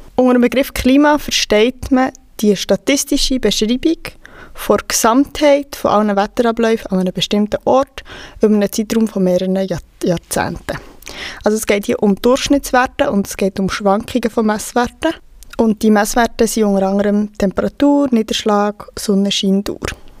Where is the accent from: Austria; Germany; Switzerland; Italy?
Switzerland; bei uns in der Schweiz